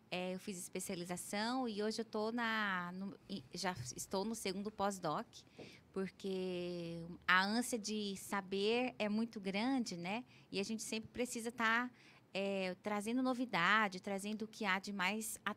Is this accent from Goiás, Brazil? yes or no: yes; Anápolis, Goiás, Brazil; born there; moved away as an adult; now in Cuiabá, Brazil; Nasci em Anápolis, Goiás.